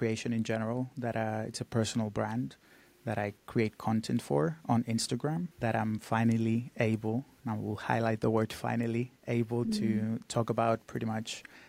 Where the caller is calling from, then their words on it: Cyprus; I come to you from Cyprus. It's a very small island in the Mediterranean.